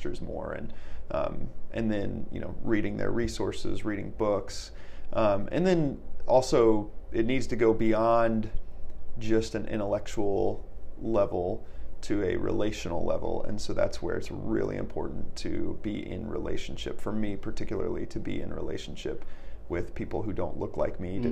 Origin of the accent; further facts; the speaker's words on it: Fort Wayne, Indiana, United States; also born or lived in Texas; I was in fourth grade and moved to Fort Wayne. Mm. So I moved from Texas, but the town I lived in Texas was a small town